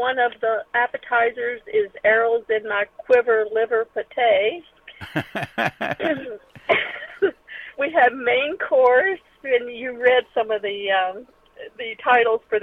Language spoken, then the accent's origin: English; Kentucky, United States; I'm from Kentucky